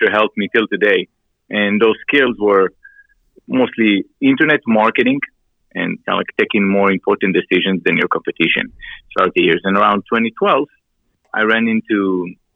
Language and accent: English; Israel; moved away as an adult; also born or lived in Miami; I came from Israel when I was around 20, 22 years old